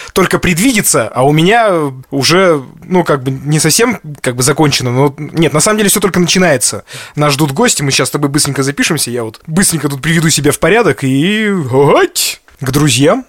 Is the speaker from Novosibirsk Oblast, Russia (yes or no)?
no; Sverdlovsk Oblast, Russia; нашей Свердловской областью